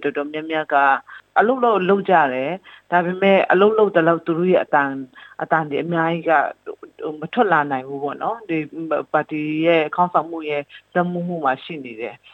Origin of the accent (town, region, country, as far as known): Chin State, Myanmar